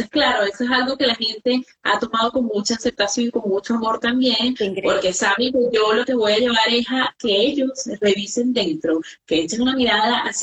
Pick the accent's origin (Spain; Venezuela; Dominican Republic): Venezuela; moved away; also born or lived in Ecuador; Entonces, claro, yo tenía miedo porque además me fui a Ecuador, o sea, yo salí de Venezuela a Ecuador.